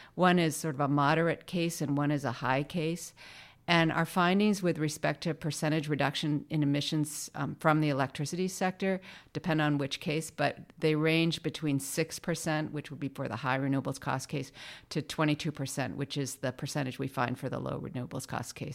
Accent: Maine, United States; moved away; I grew up in Maine, and coming from Maine, it's pretty hard to escape the outdoors

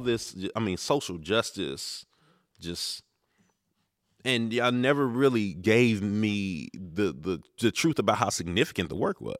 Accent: Prince George's County, Maryland, United States; also born or lived in Baltimore, Maryland; we had moved from Baltimore to Prince George's County

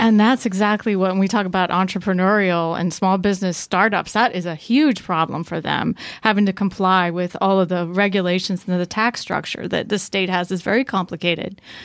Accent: Franklin County, Pennsylvania, United States; I'm a native Pennsylvanian, you know, I come from Franklin County

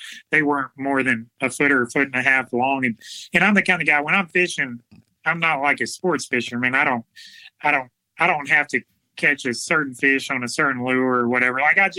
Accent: Alabama, United States; We came from South Alabama where there is alligators everywhere

